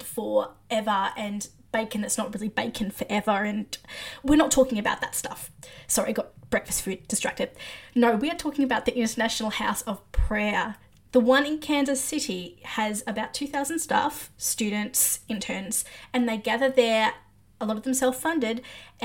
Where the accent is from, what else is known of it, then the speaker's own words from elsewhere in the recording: Australia; I'm Australian